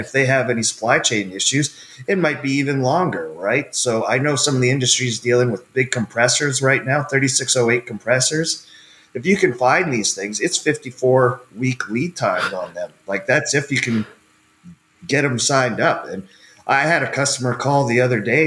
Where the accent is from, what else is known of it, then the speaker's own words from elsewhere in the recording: Canada; moved away as an adult; also born or lived in West Texas; I grew up in Canada on a farm